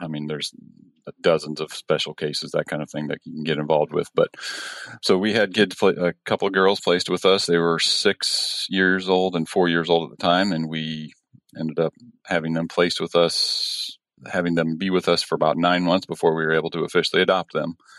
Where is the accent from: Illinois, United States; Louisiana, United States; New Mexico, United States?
Illinois, United States; I'm from Illinois, born and raised here for the most part, moved around a few different places.